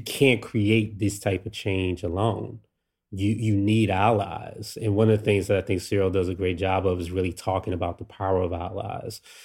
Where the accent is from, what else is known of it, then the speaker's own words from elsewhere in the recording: Washington, District of Columbia, United States; me growing up in DC here